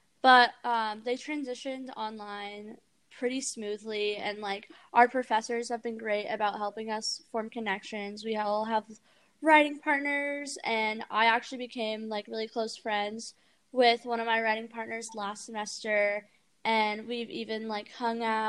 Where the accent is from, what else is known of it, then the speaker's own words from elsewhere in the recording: Granite Bay, California, United States; Granite Bay is a really small town outside of Sacramento